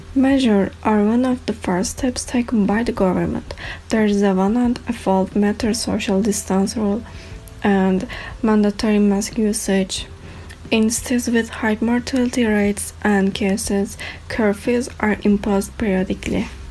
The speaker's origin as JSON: {"language": "English", "country": "Turkey", "said": "I'm from Turkey"}